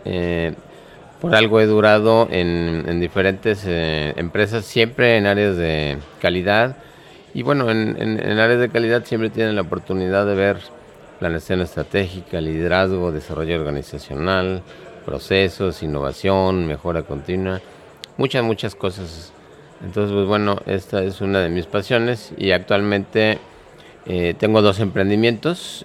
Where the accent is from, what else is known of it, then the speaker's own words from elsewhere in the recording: Mexico City, Mexico; soy de la Ciudad de México